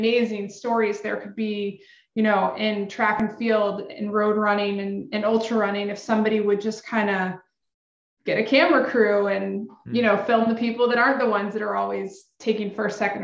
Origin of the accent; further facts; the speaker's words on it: Marietta, Georgia, United States; now in Atlanta, United States; we spend the rest of our lives telling everybody we grew up in Atlanta